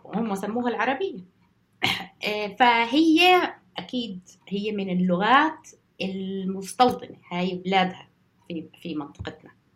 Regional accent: Jordan; now in United Kingdom; عندنا بالأردن

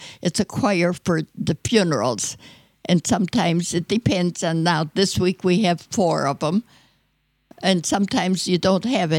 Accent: Detroit, Michigan, United States; also born or lived in Schenectady, New York; I was born in New York, in Schenectady, New York, but I came here when I was about 9 months old, and I was raised in Detroit near the Plymouth factory there, and I lived there till I got married.

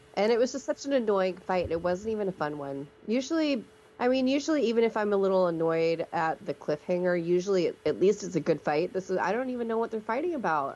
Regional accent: Alabama, United States; we're from Alabama, so we know where Montevallo is

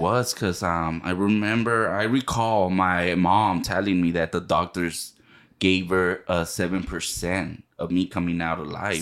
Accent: El Monte, California, United States; my story started in El Monte

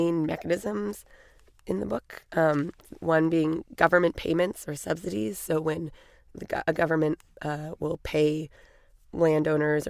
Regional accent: California, United States; I grew up in California, spent a lot of summers growing up camping up and down the California and Oregon coast

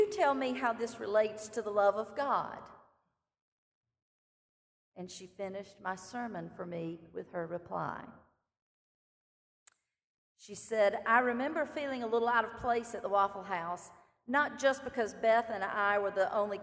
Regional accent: Clinton, South Carolina, United States; My hometown is Clinton, South Carolina

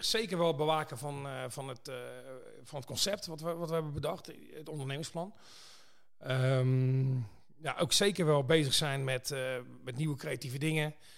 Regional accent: Pijnacker, South Holland, Netherlands; ik kom uit Pijneker

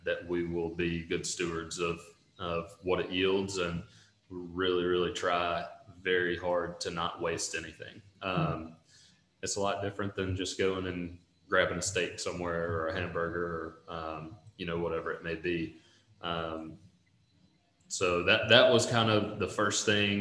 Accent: Northeast Mississippi, United States; I grew up in Northeast Mississippi

